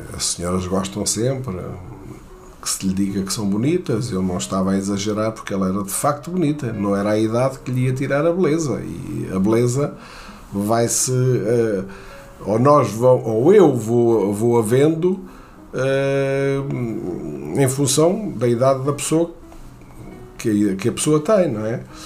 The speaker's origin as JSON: {"language": "Portuguese", "country": "Portugal", "said": "não sou americano, sou português"}